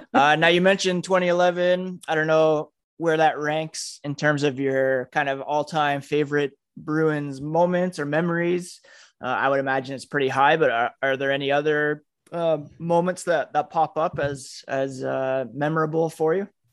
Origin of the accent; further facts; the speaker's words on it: Trenton, Ontario, Canada; growing up in, in Trenton, Ontario